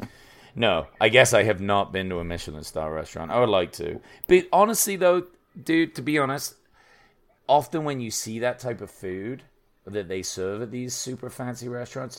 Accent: England, United Kingdom; I'm from England

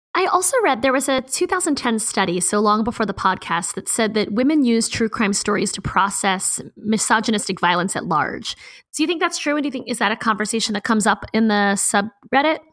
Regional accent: Baltimore, Maryland, United States; I'm from Baltimore.

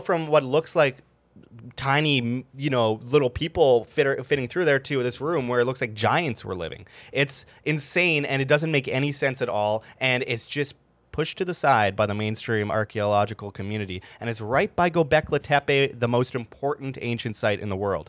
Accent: Winnipeg, Manitoba, Canada; I grew up in Winnipeg, Canada

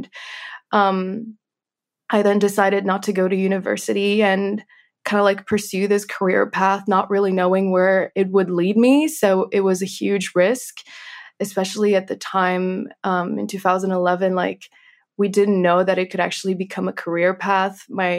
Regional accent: Kentucky, United States; also born or lived in Minsk, Belarus; I was born in Minsk in Belarus, and I lived there until the age of 4. And then my family relocated to Kentucky in the United States.

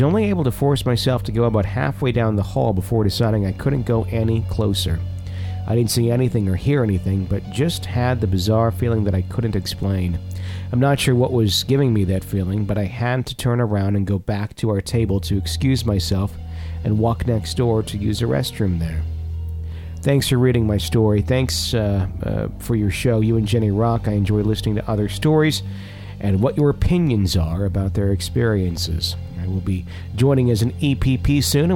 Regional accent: Fond du Lac, Wisconsin, United States; moved away; back in my hometown in Fond du Lac

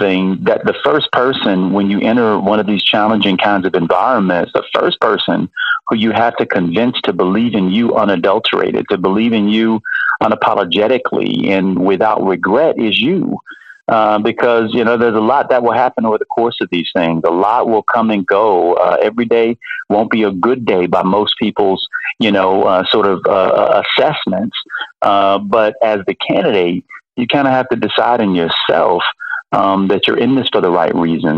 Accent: Miami, Florida, United States; having grown up in a working class household, I was born in Miami. My mother drove the Miami-Dade school bus

